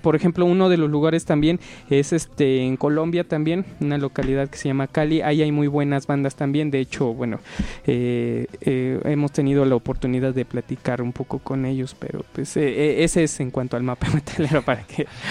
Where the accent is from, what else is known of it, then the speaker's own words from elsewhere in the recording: Tlaxcala, Mexico; nosotros somos directamente de Clax